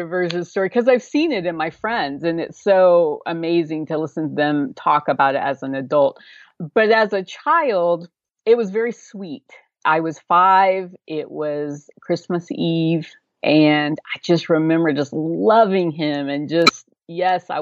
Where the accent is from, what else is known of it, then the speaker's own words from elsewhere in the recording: Oklahoma, United States; grew up in Oklahoma, and I've been here my whole life, so probably evident through my accent